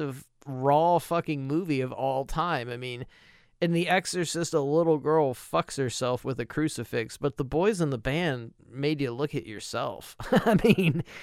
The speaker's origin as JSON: {"language": "English", "country": "United States", "said": "for me as an American"}